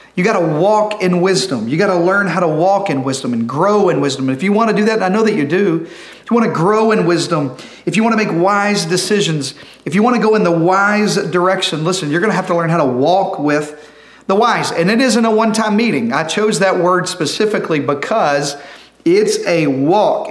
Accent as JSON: {"language": "English", "region": "Arkansas", "country": "United States", "said": "I'm from Arkansas"}